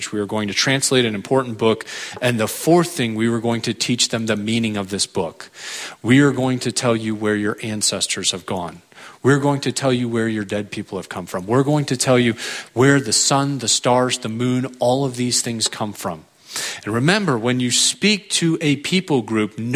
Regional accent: San Diego, California, United States; also born or lived in Europe; I am from San Diego, California. Went to college there, met my wife there

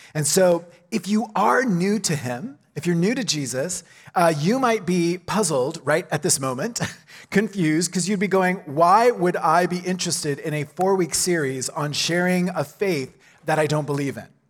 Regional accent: Oklahoma, United States; moved away; my own hometown, right? I'm from Oklahoma

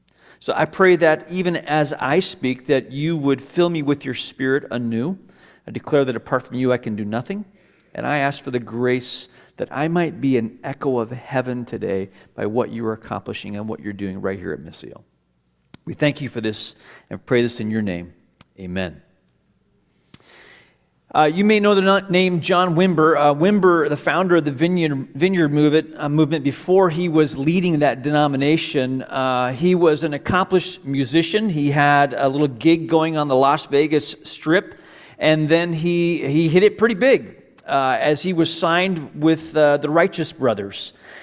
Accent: Hong Kong; also born or lived in Malaysia; I do have some roots in Hong Kong. I was born in Hong Kong. My parents were CMA missionaries. And so I would spend part of the year in Hong Kong and part of the year at a boarding school in Malaysia.

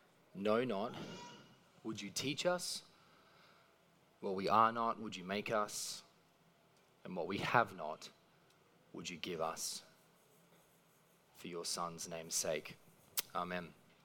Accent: Mount Warren Park, Queensland, Australia; I grew up in Mount Warren Park, which is near Beenleigh Lee. Essentially kind of the economic dip between Brisbane and the Gold Coast.

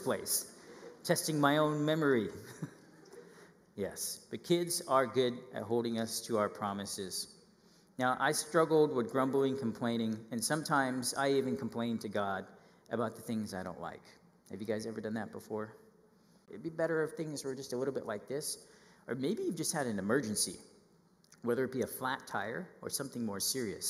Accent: Northern California, United States; I grew up in Northern California

